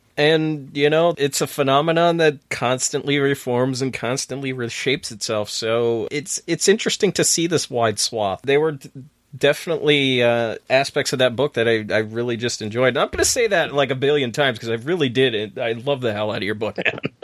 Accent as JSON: {"language": "English", "town": "Saranac Lake", "region": "New York", "country": "United States", "tie": "born or raised there", "said": "my neck of the woods in my hometown"}